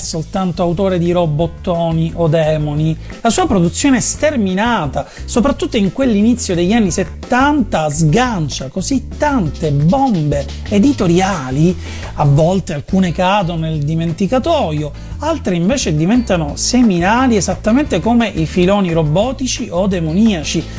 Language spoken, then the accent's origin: Italian; Italy; noi siamo italiani e siamo abituati a studiare a scuola la Divina Commedia